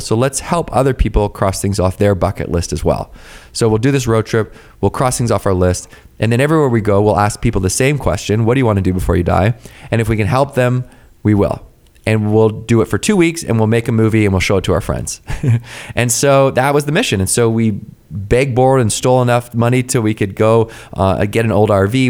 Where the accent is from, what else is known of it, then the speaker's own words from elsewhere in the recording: Victoria, British Columbia, Canada; I grew up in Victoria, B C, right, which is just off the coast of Vancouver.